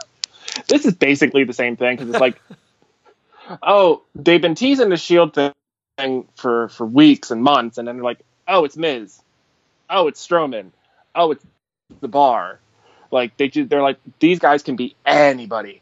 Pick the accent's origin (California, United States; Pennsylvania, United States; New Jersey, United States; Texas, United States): Pennsylvania, United States; Philadelphia; I am from Philadelphia, uh, over in the states.